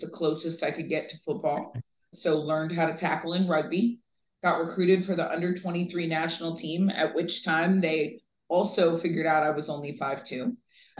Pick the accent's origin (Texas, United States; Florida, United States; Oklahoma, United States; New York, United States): Florida, United States; Vero Beach; I grew up in Vero Beach, Florida